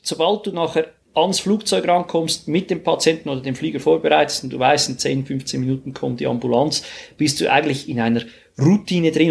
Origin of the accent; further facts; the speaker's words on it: Switzerland; bei uns in der Schweiz